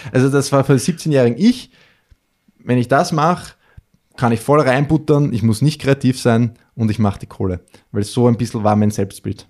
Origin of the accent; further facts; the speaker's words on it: Melk, Lower Austria, Austria; in meiner Heimatstadt in Melk, das ist so ein kleines mhm. Stadtteil äh, in Niederösterreich